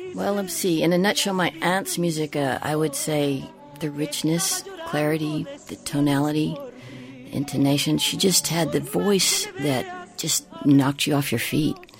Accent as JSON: {"language": "English", "area": "Tejana", "region": "Texas", "country": "United States", "said": "I am, you know, a Tejana, I am a Latina, I am an American"}